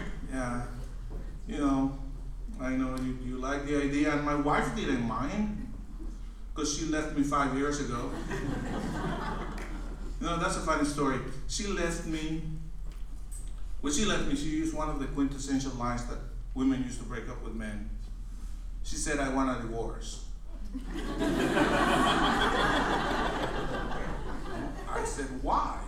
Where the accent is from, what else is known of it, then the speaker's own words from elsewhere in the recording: Guatemala; moved away; also born or lived in Los Angeles, United States; I was actually born and raised in Guatemala